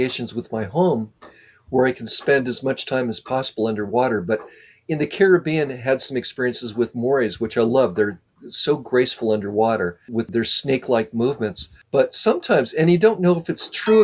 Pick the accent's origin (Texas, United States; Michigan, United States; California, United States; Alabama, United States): California, United States; Southern; I'm from Southern California